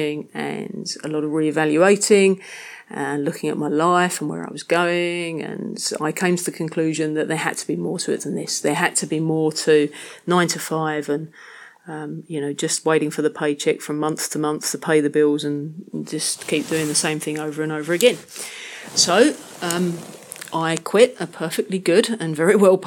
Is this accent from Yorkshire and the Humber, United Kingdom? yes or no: no; London, United Kingdom; moved away; I'm originally from London, England, but it's not somewhere that I've really considered to be home for much of the last 10 years, although I am still very proud of my Cockney heritage. As a kid growing up in London